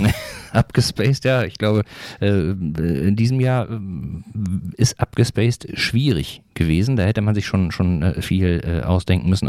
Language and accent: German; North Rhine-Westphalia, Germany; moved away as an adult; now in Eckernförde, Germany; ich komme ja ursprünglich aus Nordrhein-Westfalen